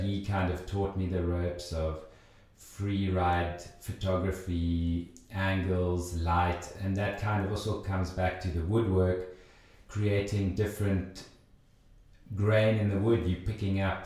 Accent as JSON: {"language": "English", "country": "South Africa", "tie": "born or raised there", "moved": "as an adult", "lives_now": "Switzerland", "said": "I grew up in South Africa, uh, did my sort of preschool, low school, high school"}